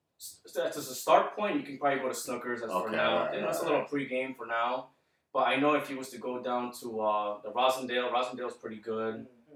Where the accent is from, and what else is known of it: Cochabamba, Bolivia; moved away